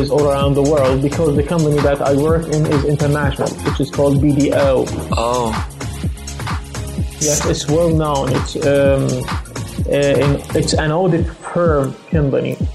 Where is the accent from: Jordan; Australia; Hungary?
Jordan; I'm from Jordan. Okay, I'm 24 years old.